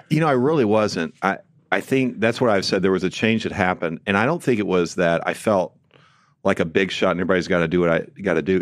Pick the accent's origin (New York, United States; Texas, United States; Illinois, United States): Illinois, United States; Illinois side, United States; moved away as an adult; also born or lived in St. Louis, Missouri; We grew up just south on the Il-, Illinois side